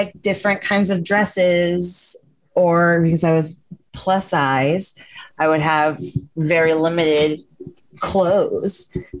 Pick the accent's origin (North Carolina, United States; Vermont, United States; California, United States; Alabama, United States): Vermont, United States; lived in like a different kind of like what we would call the country. And I grew up in Vermont.